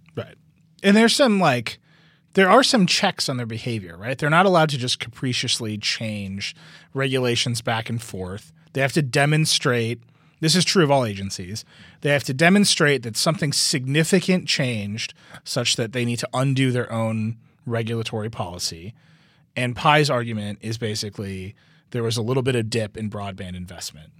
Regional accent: Wisconsin, United States; moved away; Wisconsin, my home state

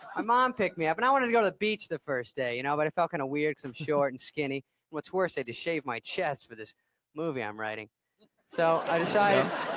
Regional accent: Arizona, United States; moved away; I'm from Arizona

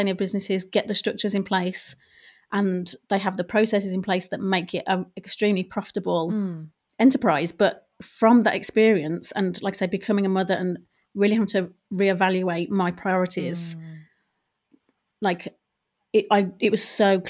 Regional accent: Ireland; now in England; it did come about at the at a time when I was moving from Ireland to England.

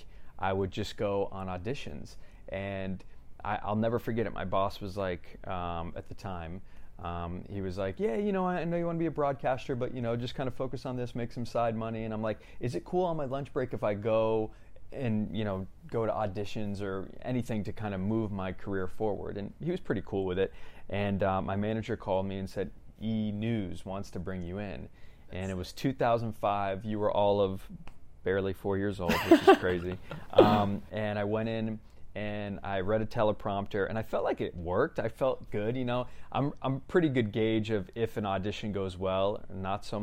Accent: Lighthouse Point, Florida, United States; now in California, United States; I'm from South Florida. Grew up there, born and raised in a town called Lighthouse Point.

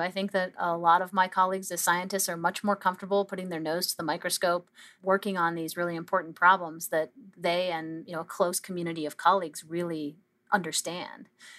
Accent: Canada; I think that's where we as a Canadian scientific community really came together

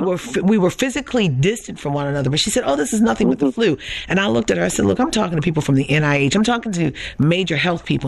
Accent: Baltimore, Maryland, United States; I grew up in Baltimore

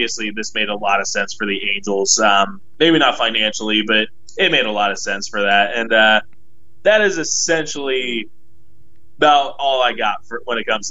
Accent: Southern California, United States; growing up in Southern California, my parents kind of taught me

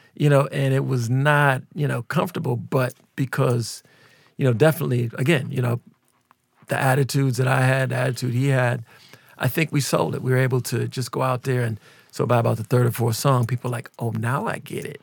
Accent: Minneapolis, Minnesota, United States; we're both from Minneapolis

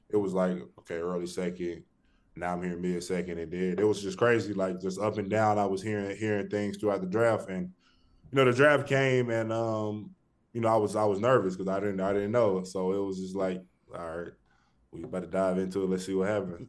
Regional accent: Birmingham, Alabama, United States; Originally from Birmingham, Alabama

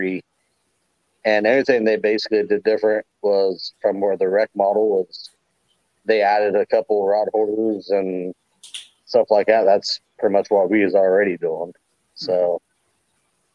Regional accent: Hocking Hills area, Ohio, United States; We live pretty close to what they call Salt Creek near me, over towards like Lorville, Hocking Hills area.

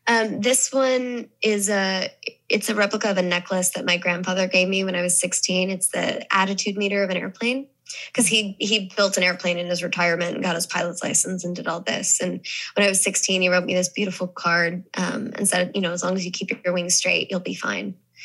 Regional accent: Southern US, United States; born there; accent: Southern; because I was born in the South. And so when I first learned to talk, I had a Southern accent.

